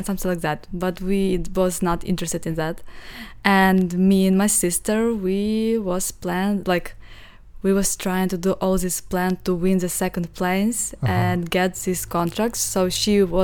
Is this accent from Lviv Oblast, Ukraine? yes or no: yes; Stryi, Lviv Oblast, Ukraine; English is a second language; moved away as an adult; now in Los Angeles, United States; I'm from Ukraine, from the little village, and I have a sister